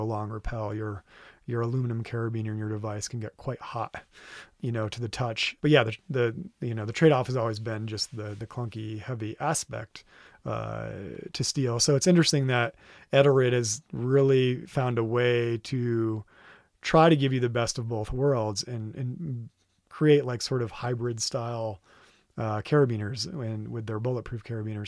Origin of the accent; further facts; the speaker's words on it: Vermont, United States; now in Red Rock, United States; I'm from Vermont originally